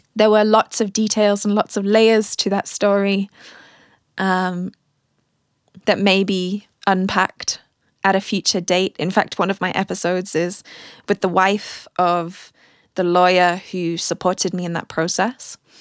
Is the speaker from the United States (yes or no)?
no; United Kingdom; moved away as an adult; also born or lived in Germany; now in South Africa; being British German